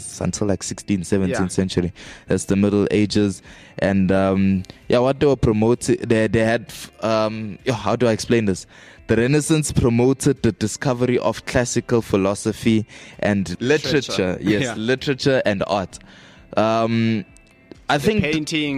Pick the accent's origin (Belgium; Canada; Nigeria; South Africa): South Africa; I'm South African.